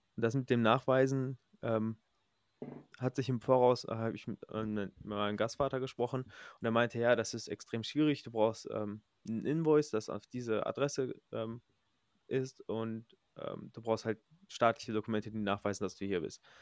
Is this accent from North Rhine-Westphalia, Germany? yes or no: yes; Recklinghausen, North Rhine-Westphalia, Germany; moved away as an adult; now in United States; ich komme ja ursprünglich aus Recklinghausen, aus der Nähe von äh, NRW